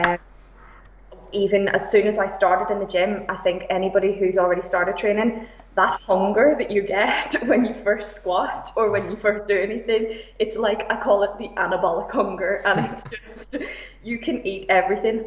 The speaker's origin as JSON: {"language": "English", "town": "Belfast", "region": "Northern Ireland", "country": "United Kingdom", "moved": "as an adult", "lives_now": "Liverpool, United Kingdom", "said": "I am originally from Belfast. I've lived in Liverpool for about eight years."}